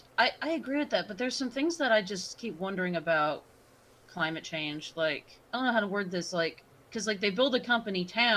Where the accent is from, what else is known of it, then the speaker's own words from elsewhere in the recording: Oklahoma, United States; We're from Oklahoma, me and Jack